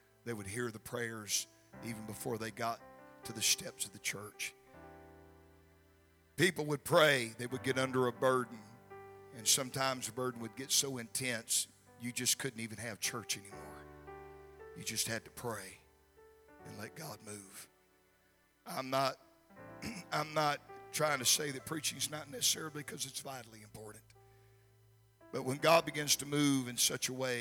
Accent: Gulfport, Mississippi, United States; the city of Gulfport, which is my hometown

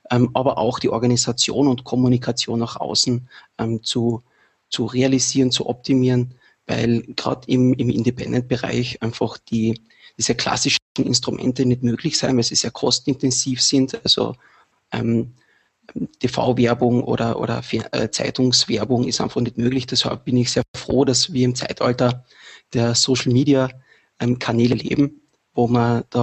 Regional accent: Carinthia, Austria; now in Vienna, Austria; ich komme aus Kärnten, lebe seit kurzem in Wien

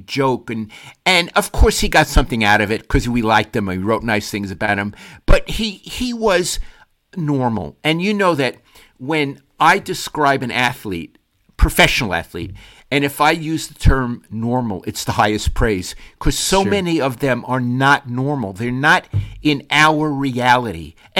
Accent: East Coast, United States; Look, I'm from the East Coast. New York fans and Philly fans, that's toxic.

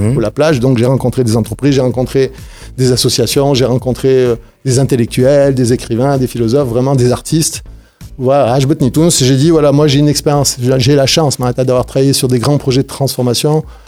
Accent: France; now in Tunisia; je suis né en France, mon lot de France, où j'ai eu un parcours euh، très classique, de Tunisien à l'étranger

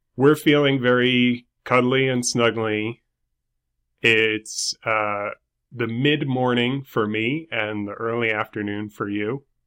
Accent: New York City, New York, United States; I'm from New York City.

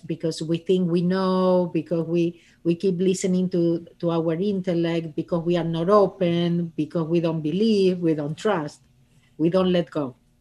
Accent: Argentina; English is a second language; moved away as an adult; now in Los Angeles, United States; I am originally from Argentina, and I moved to Los Angeles thirty-seven years ago.

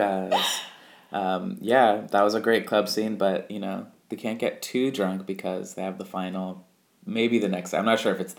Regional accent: California, United States; we're from California

